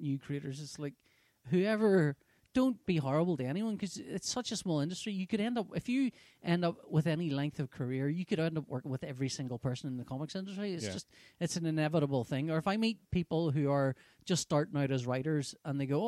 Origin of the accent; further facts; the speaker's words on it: Northern Ireland, United Kingdom; growing up in Northern Ireland